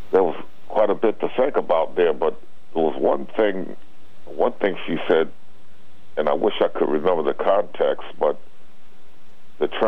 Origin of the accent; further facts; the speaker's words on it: New England, United States; you know he's a senior citizen like myself. I was basically born and raised in New England.